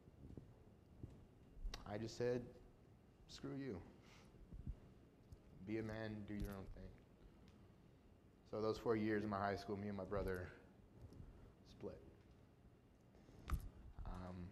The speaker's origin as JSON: {"language": "English", "town": "El Paso", "region": "Texas", "country": "United States", "tie": "born or raised there", "said": "I was born in El Paso, Texas. I went to high school with Andrea, and I grew up in a very, very normal family"}